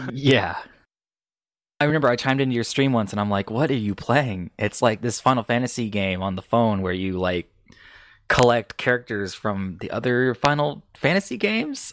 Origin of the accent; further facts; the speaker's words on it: United States; I'm American